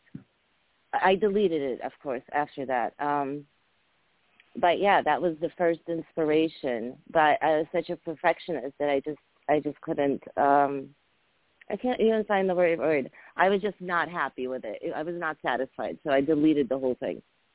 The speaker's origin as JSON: {"language": "English", "town": "Cambridge", "region": "Massachusetts", "country": "United States", "tie": "born or raised there", "also_born_or_lived": "former Soviet Union", "second_language": "English", "said": "I came to the U.S. when I was 9. I immigrated from the former Soviet Union. And, yeah, I grew up in Cambridge, Massachusetts"}